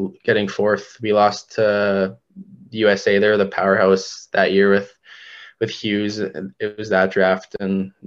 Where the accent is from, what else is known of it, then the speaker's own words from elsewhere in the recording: Canada; as a Canadian kid and just growing up playing hockey